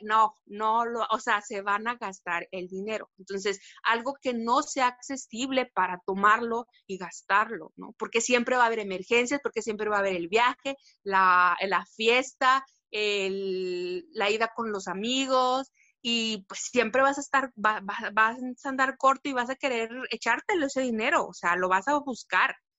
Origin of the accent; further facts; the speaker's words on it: Mexico; aquí como mexicanos